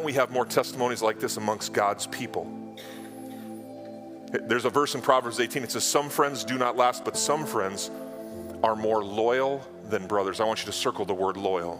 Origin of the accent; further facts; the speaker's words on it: North Dakota, United States; moved away as an adult; now in South Dakota, United States; I grew up in North